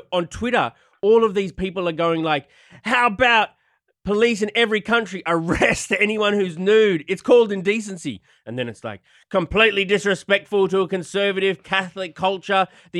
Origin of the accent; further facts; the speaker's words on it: Australia; I'm natural. I'm Aussie.